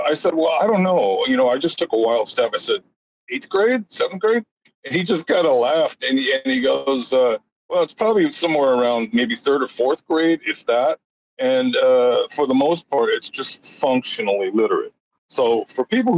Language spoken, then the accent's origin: English; Los Angeles, California, United States; I grew up in East L.A.